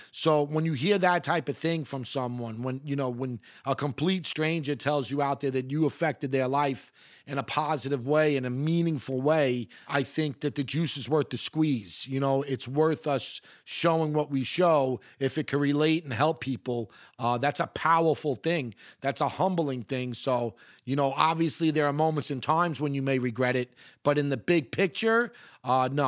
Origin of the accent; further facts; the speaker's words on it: Queens, New York, United States; You know, I, I come from Queens. It is the most, this is not hyperbole, it is the most gentrified, gentrified city on the planet.